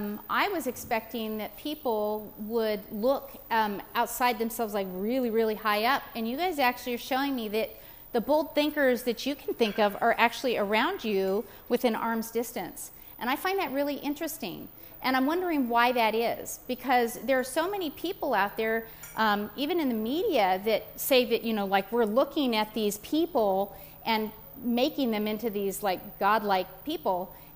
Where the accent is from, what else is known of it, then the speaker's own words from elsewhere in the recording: California, United States; moved away; because I was from California, I moved out here about 2.5 years ago